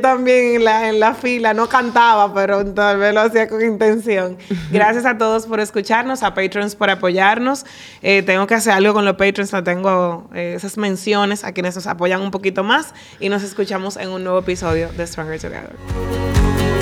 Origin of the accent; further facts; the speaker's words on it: Dominican Republic; como dominicana